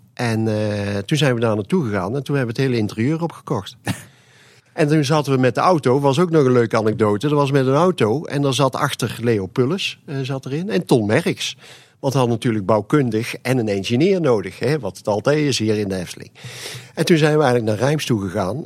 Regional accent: Made, North Brabant, Netherlands; ik kwam eigenlijk uit de Maden. En het wil zeggen dat we daar, eh, mijn vader en moeder hadden daar een horecazaak

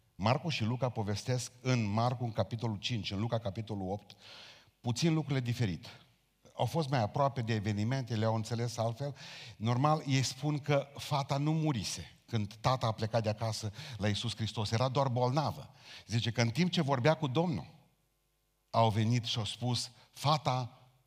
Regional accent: Romania; noi ca români

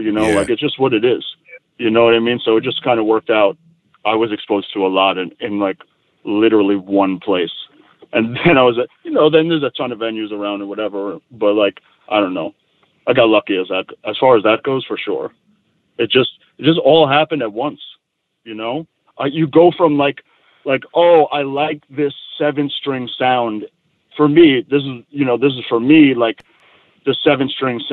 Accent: New York City, New York, United States; moved away as an adult; now in Portland area, Oregon, United States; I'm from Queens

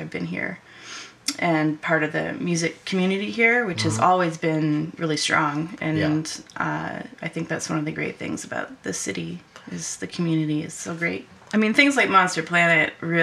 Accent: Northern Ontario, Canada; moved away as an adult; also born or lived in Seattle; I grew up in Northern Ontario

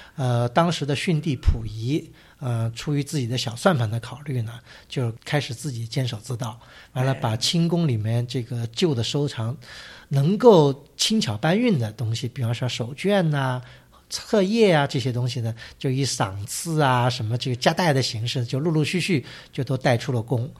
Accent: China; 我们中国人

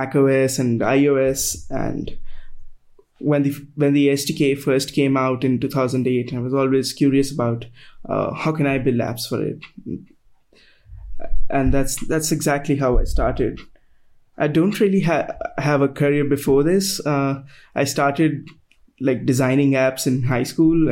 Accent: New Delhi, Delhi, India; So I'm from New Delhi, that's in India

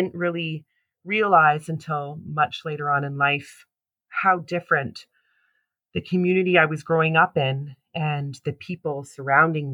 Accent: Toronto, Ontario, Canada; also born or lived in Brampton, Ontario; I was born and raised in Toronto, Ontario, Canada

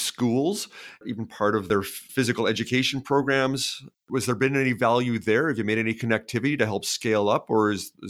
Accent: Canada; also born or lived in British Columbia; myself being Canadian

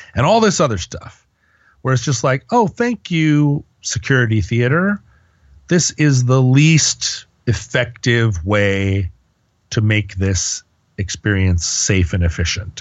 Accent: United States; I'm an American

